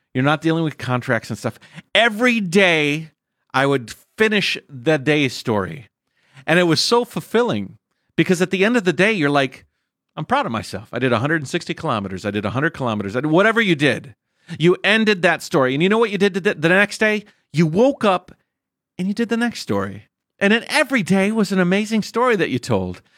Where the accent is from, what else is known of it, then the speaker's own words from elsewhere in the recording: United States; moved away as an adult; now in China; my home country